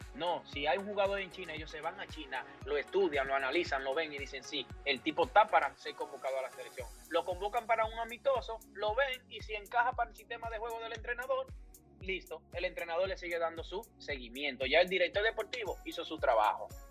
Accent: Moca, Espaillat, Dominican Republic; mi amado Moca, querido, mi pueblo, mi ciudad natal

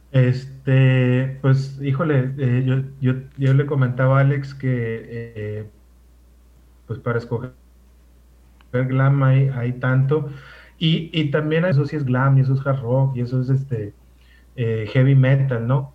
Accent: Ciudad Obregón, Sonora, Mexico; moved away; nací en Ciudad Obregón, Sonora

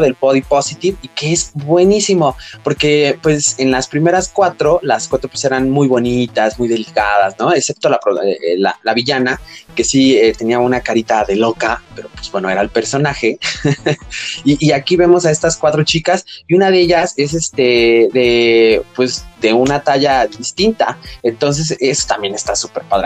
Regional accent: Mexico; en México no tenemos este problema

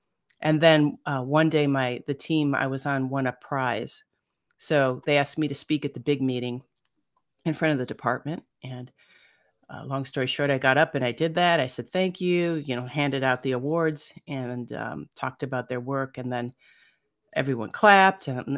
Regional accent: Cleveland, Ohio, United States; I grew up in Cleveland, Ohio, and then I came out to California in Silicon Valley.

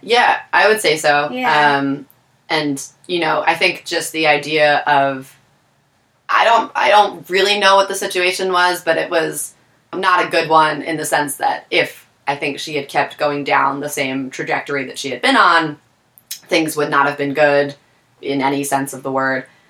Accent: Taylor, Pennsylvania, United States; moved away as an adult; also born or lived in Scranton, Pennsylvania; now in Philadelphia, United States; born in Scranton, raised in Taylor.

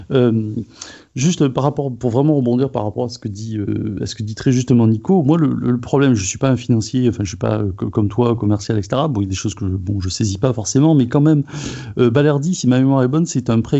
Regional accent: Marseille, Provence-Alpes-Côte d'Azur, France; ah ben oui, mais je ne parle pas pour les autres clubs, je suis Marseillais.

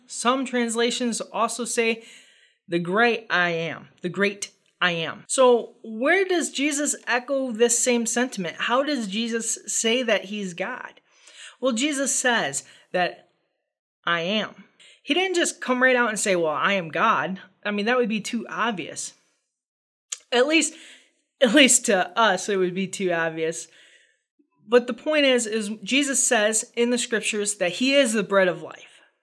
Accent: United States; as a American reader of the gospel

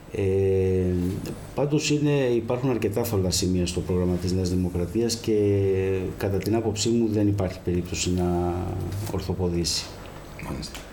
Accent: Keratsini, Attica, Greece; moved away as an adult; now in Kefalonia, Greece; γεννήθηκα στον Πηλιά, στο Κερατσίνι σε μια περιοχή

